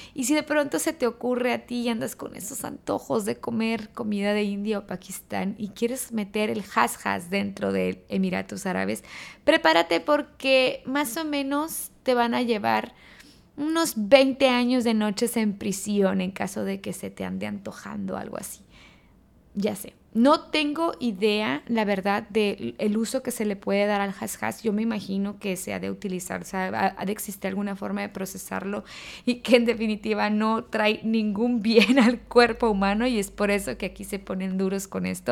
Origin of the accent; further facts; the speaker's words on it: Mexico; moved away as an adult; now in Dubai, United Arab Emirates; Yo como expatriada y también como mexicana